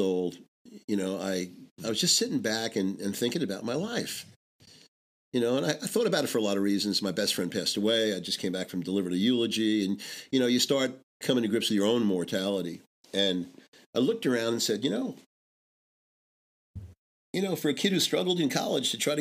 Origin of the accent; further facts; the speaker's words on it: Long Island, New York, United States; I was raised in New York, in Long Island, you know, in a Jewish family